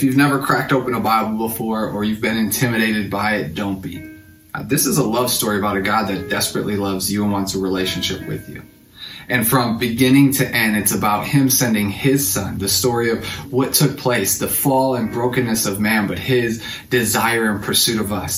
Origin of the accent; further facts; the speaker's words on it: Racine, Wisconsin, United States; moved away as an adult; also born or lived in Illinois; I'm originally from Racine.